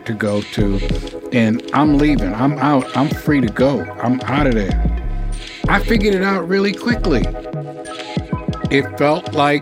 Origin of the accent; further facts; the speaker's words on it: New York, United States; moved away; I'm from New York. You know, I grew up in Harlem